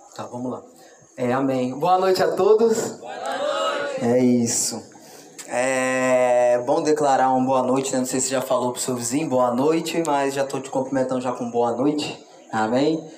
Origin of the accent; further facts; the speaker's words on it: Barra Mansa, Rio de Janeiro, Brazil; eu sou do Rio de Janeiro e lá na minha cidade, Barra Mansa